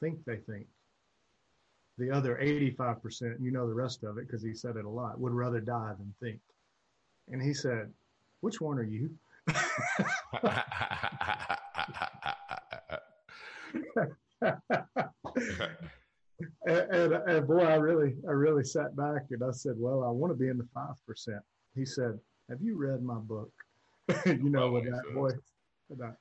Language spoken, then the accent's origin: English; Alabama, United States; I'm from Alabama